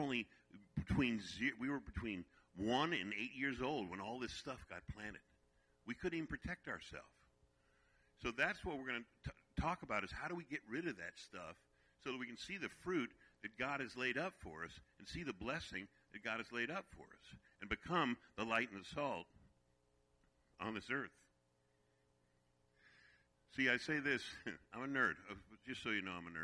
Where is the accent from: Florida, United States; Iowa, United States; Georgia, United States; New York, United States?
New York, United States; New York City; moved away; I'm originally from Brooklyn, New York